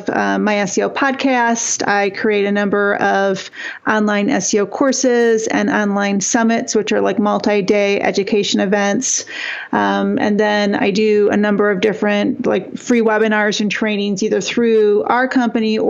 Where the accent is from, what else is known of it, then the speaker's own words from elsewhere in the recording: Northern Michigan, United States; I grew up really poor in Northern Michigan